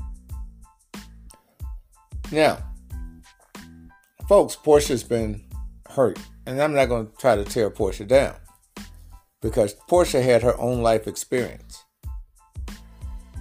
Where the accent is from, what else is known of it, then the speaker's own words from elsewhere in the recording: Mississippi, United States; At age 60, born and raised in Mississippi